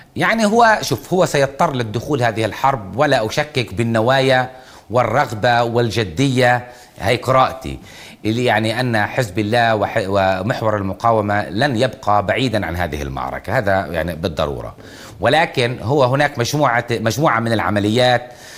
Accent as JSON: {"language": "Arabic", "region": "Palestinians in the Gaza Strip", "country": "Palestine", "said": "كفلسطينيين في قطاع غزة"}